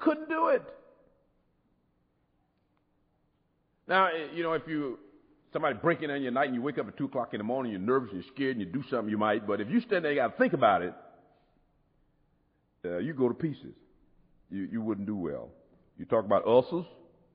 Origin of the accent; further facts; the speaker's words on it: United States; I'm an American